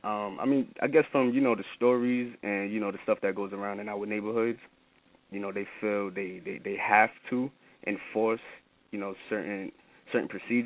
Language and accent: English; New York City, New York, United States; I'm from Brooklyn, New York, coming out of the Bed-Stuy area, to be specifically Mossy Projects.